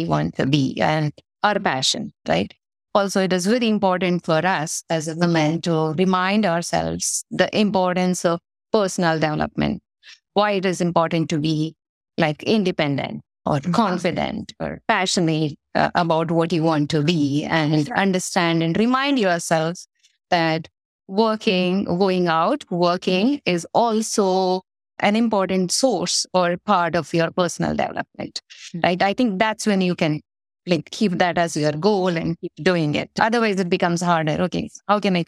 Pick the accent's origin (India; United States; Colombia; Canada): India; moved away; I was born in India in a small town in a very traditional Orthodox Indian family. My mom is a homemaker and no background of working women in the family as such as when I was growing up